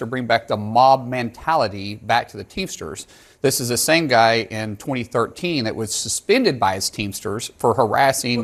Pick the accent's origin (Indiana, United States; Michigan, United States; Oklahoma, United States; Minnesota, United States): Oklahoma, United States; I'm a guy from Oklahoma